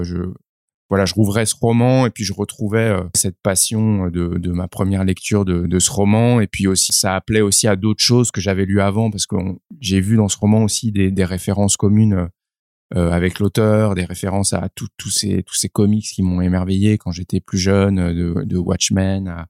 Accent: Paris, Île-de-France, France; je suis né à Paris.

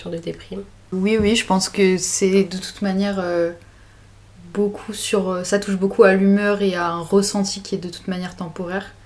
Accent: Grenoble, Auvergne-Rhône-Alpes, France; j'ai 19 ans. Euh, je viens de Grenoble.

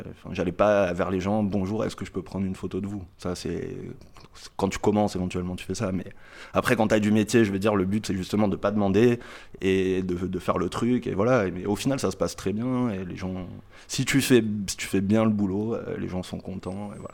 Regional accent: Marseille, Provence-Alpes-Côte d'Azur, France; je suis de Marseille

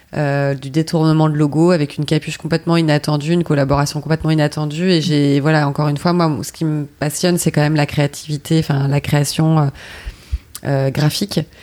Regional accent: Paris, Île-de-France, France; je suis parisienne

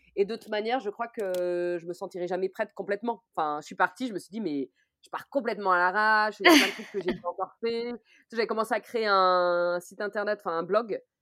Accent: Orléans, Centre-Val de Loire, France; je suis originaire d'Orléans

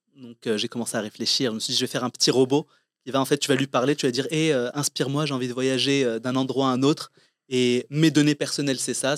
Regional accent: Morocco; moved away as an adult; also born or lived in Compiègne, France; je suis né, j'ai grandi au Maroc

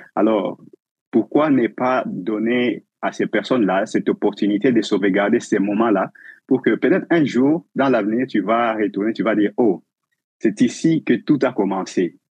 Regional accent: DR Congo; moved away as an adult; also born or lived in Uganda; now in Winnipeg, Canada; Je suis originairement du Congo, la République démocratique du Congo, en Afrique

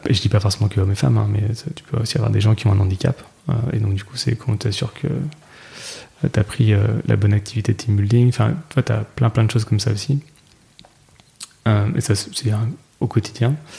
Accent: Nantes, Pays de la Loire, France; je viens de Nantes

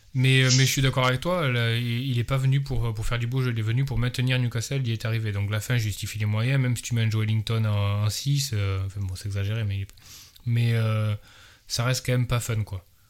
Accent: France; en tant que Français

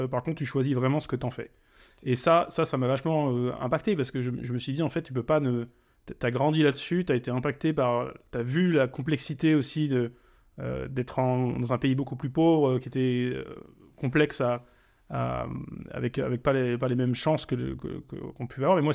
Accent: Germany; also born or lived in Africa; je, suis, né en Allemagne, mais je suis parti en Afrique très tôt, quand j'avais 3 ans.

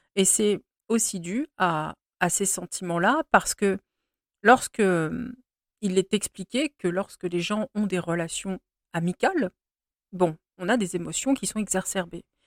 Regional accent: France; je suis française et que je vis ici

